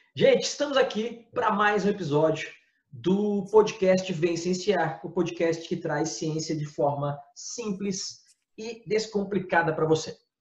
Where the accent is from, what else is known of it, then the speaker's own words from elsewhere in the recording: Florianópolis, Santa Catarina, Brazil; nós somos de, de Santa Catarina, de Florianópolis, os três aqui moramos em Florianópolis especificamente